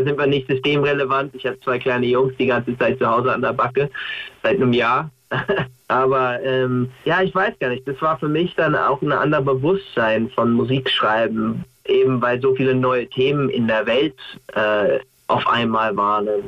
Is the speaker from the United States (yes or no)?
yes; United States; German is a second language; now in Germany; als Amerikaner